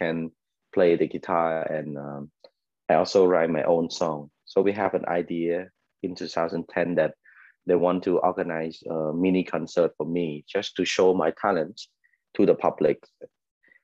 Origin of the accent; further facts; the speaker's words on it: Ratanakiri, Cambodia; also born or lived in Phnom Penh; I'm actually from Ratanakiri province. I grew up in, the farthest province in Cambodia